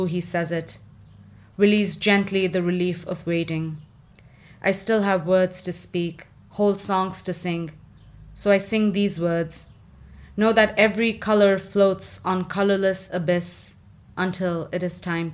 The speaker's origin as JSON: {"language": "English", "country": "India", "moved": "yes", "said": "I'm from India"}